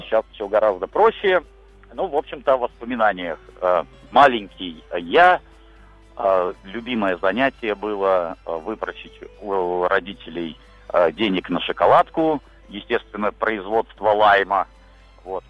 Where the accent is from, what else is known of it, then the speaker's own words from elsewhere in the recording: Liepāja, Kurzeme, Latvia; на мою малую родину